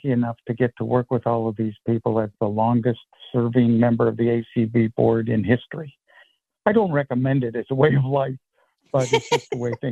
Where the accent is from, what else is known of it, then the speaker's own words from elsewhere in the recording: New England, United States; I'm from New England